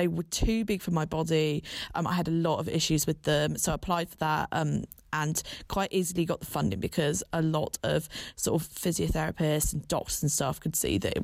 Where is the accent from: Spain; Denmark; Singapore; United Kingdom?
United Kingdom; Bath, South West England; moved away as an adult; now in London, United Kingdom; I'm originally from the Southwest, big up Bath. And I now live and work in London